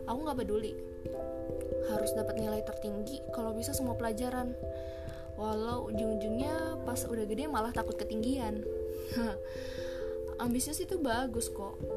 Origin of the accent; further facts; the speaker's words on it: Banten, Indonesia; now in Yogyakarta, Indonesia; Dan asal aku dari Banten, orang Sunda asli. Tapi nggak fasih ngomong Sunda Dulu pernah sih nyantri sebentar di salah satu pesantren modern di pedalaman Banten.